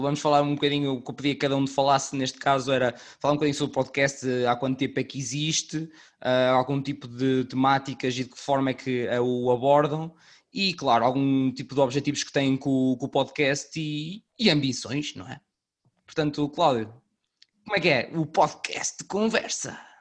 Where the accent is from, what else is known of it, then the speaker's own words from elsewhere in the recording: Norte, Portugal; accent: northern; sou o único nortenho neste grupo